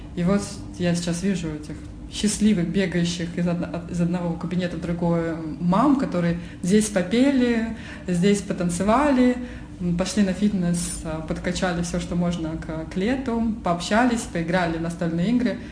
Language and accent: Russian; Oryol, Oryol Oblast, Russia; moved away as an adult; now in Moscow, Russia; Потом я переехала в Москву, а я из Орла